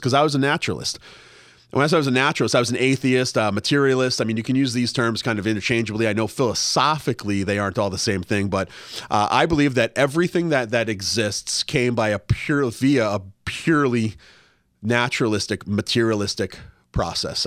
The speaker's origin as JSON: {"language": "English", "region": "Massachusetts", "country": "United States", "tie": "born or raised there", "also_born_or_lived": "Washington, D.C.", "moved": "yes", "lives_now": "Los Angeles, United States", "said": "I grew up in Massachusetts"}